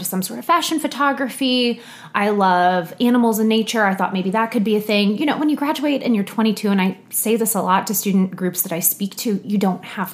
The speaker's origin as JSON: {"language": "English", "town": "Alpharetta", "region": "Georgia", "country": "United States", "tie": "born or raised there", "also_born_or_lived": "Arcadia, California / outside Chicago, Illinois", "said": "my parents moved us down here to Metro Atlanta. And I spent the majority of my teen years in Alpharetta. That's kind of where I went to middle school, high school"}